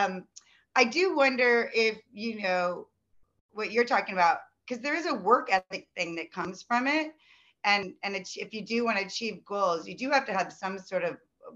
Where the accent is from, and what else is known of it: Midwest, United States; born or raised there; moved away as an adult; also born or lived in Los Angeles, United States